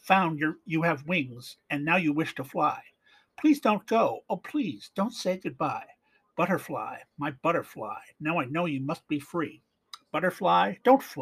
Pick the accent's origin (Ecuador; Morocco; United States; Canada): Canada; Being Canadian